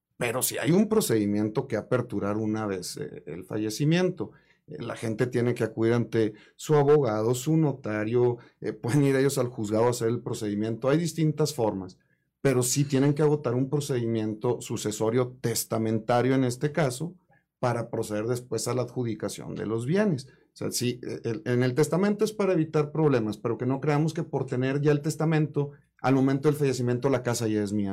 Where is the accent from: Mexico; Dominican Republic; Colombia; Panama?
Mexico; como buen mexicano